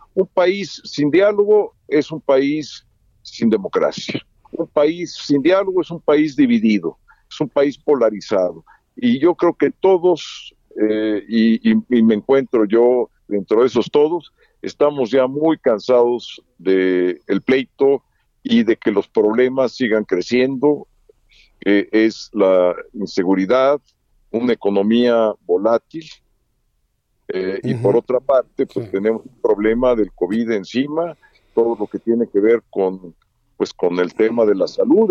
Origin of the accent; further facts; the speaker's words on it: Mexico; somos mexicanos